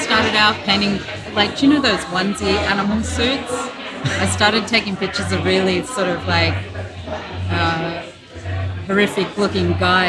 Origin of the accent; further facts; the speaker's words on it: Perth, Western Australia, Australia; moved away as an adult; now in United States; I'm from Perth, Australia.